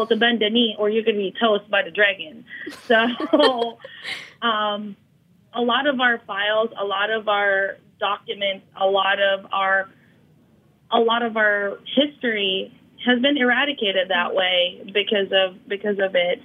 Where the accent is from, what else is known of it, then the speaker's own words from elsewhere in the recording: United States; we as Filipino Americans